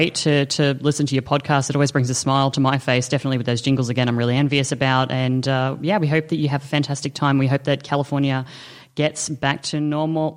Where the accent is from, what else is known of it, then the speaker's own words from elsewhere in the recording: Australia; I constantly get told that I'm not an Aussie because I don't like Vegemite